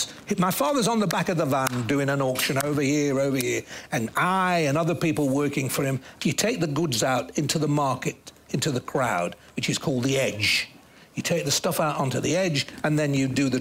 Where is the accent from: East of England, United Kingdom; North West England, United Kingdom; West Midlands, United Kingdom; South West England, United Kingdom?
North West England, United Kingdom; Manchester; growing up in North Manchester